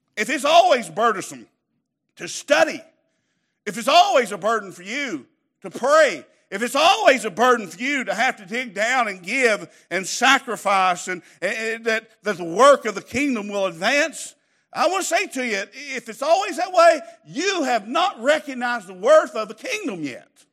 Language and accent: English; Southeast Kentucky, United States; I grew up in Crackerneck